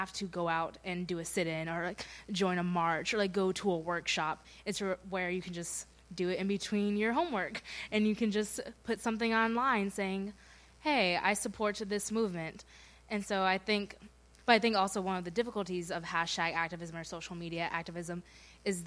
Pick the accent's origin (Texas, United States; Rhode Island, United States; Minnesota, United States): Rhode Island, United States; Providence; moved away; I'm from Providence, Rhode Island, and I go to Andover